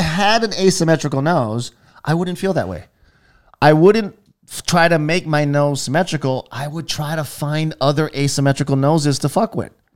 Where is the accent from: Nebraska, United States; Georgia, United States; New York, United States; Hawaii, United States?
Hawaii, United States; growing up in Hawaii